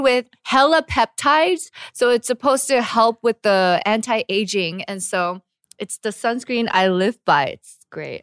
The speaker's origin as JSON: {"language": "English", "country": "United States", "moved": "as an adult", "lives_now": "Korea", "said": "as an American"}